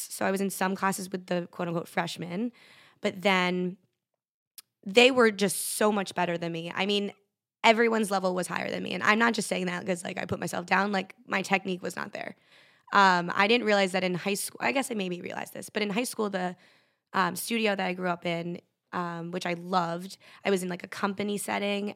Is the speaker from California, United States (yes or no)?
no; Connecticut, United States; moved away as an adult; now in New York City, United States; I stayed at home for a year in Connecticut